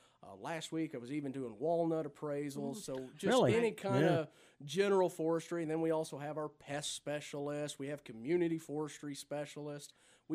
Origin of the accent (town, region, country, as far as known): Texas, United States; moved away as an adult; also born or lived in Oklahoma; now in Nebraska, United States